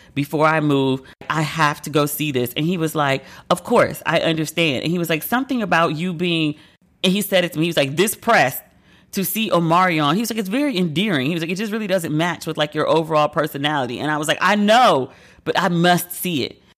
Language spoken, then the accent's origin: English; United States; accent: American; my American accent and my blue passport